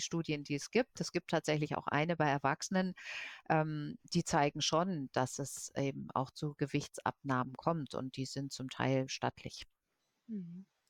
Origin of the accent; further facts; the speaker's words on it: Germany; bei uns in Deutschland